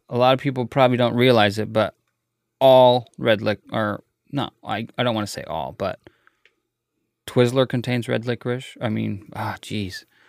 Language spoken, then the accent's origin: English; United States; Us Americans